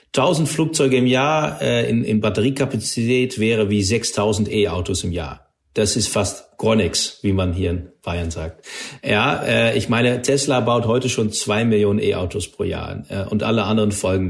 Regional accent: Netherlands; German is a second language; moved away; ich bin Niederländer und bin auch aufgewachsen in einer Gegend, wo es eine luftwaffe stutzpunkt gab

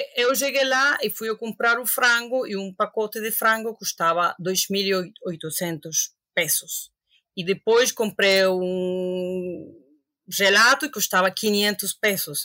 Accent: Havana, Cuba; Portuguese is a second language; moved away as an adult; also born or lived in Paris; now in Lisbon, Portugal; Eu nasci e cresci em Havana

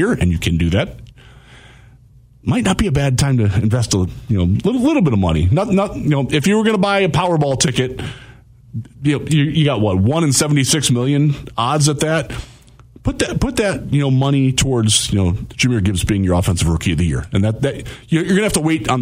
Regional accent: Northeast Ohio, United States; moved away; Growing up in Northeast Ohio

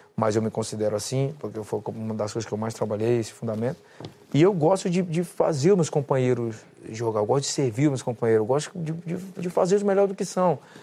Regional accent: Brazil; moved away; eu me sinto um brasileiro pra caralho

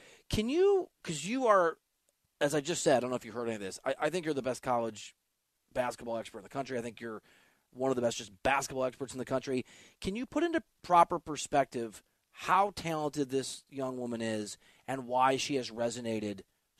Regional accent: Iowa, United States; I'm from Iowa. My parents went to Iowa.

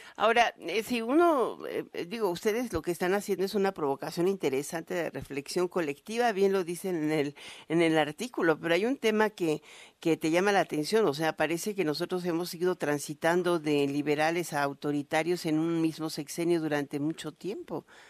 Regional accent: Mexico; nuestro sesgo como sociedad, como mexicanos

